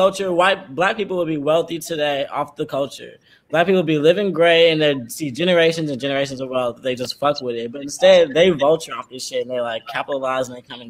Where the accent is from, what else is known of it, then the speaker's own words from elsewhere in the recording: San Antonio, Texas, United States; because I'm from San Antonio